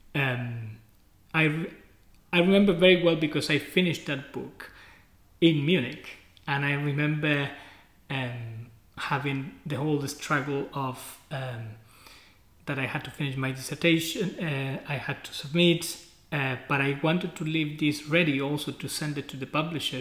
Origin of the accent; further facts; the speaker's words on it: Chile; moved away as an adult; also born or lived in United States / Germany / Leeds, United Kingdom; I was coming from Chile